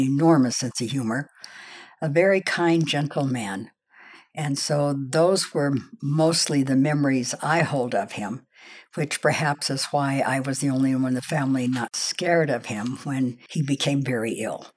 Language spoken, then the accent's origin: English; Los Angeles, California, United States; also born or lived in Oklahoma; I was born in Oklahoma at my grandfather's farm, and, uh, then I moved to Los Angeles when we were two, and I was raised in the Los Angeles area